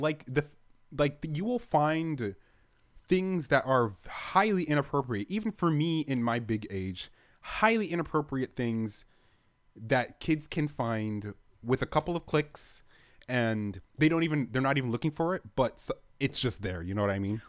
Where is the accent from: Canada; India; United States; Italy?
Canada; I'm Canadian